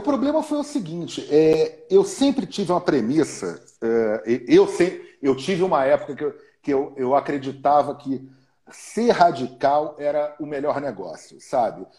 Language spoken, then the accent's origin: Portuguese; Rio de Janeiro, Brazil; sou carioca, eu sou carioca, era do Flamengo